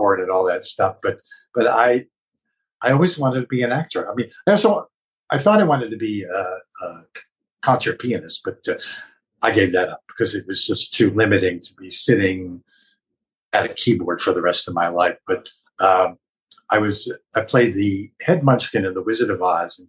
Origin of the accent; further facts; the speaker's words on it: Mayfield Heights, Ohio, United States; moved away as an adult; also born or lived in Cleveland, Ohio / New York; I was born in Cleveland, Ohio, and grew up in the eastern suburb of Mayfield Heights.